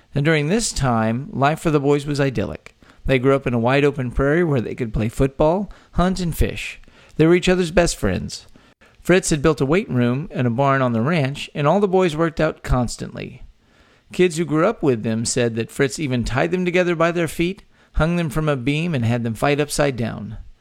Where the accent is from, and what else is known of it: Texas, United States; born or raised there